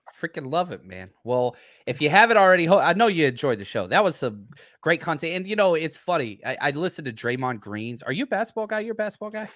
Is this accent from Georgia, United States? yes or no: no; Dallas, Texas, United States; I'm from Dallas